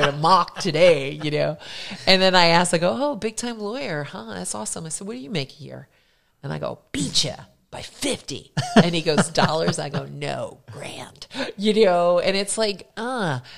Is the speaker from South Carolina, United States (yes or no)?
no; Philadelphia, Pennsylvania, United States; moved away; also born or lived in New Jersey; I was born in Philadelphia, grew up there